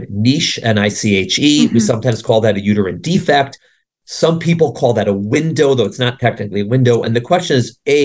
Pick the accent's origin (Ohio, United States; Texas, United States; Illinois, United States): Illinois, United States; Chicago; moved away; I grew up in Chicago